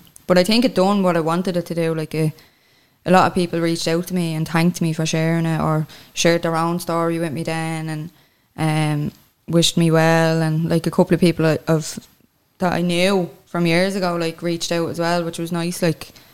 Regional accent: Clondalkin, Leinster, Ireland; moved away as an adult; also born or lived in Dublin city centre; now in Dublin, Ireland; I'm originally from Clondalkin, but I'm living in town now

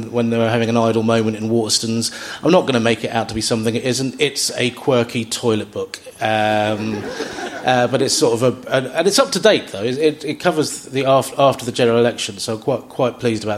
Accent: London, United Kingdom; I'm from South London

